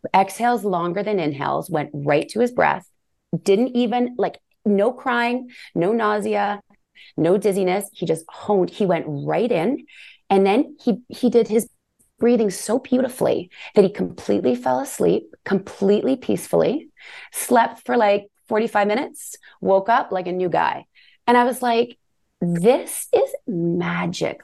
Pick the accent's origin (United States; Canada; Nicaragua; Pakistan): Canada; we're Canadian